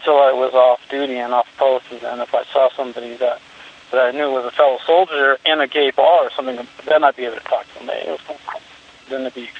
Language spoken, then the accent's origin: English; Santa Barbara, California, United States; now in Arizona, United States; I grew up in Santa Barbara, California.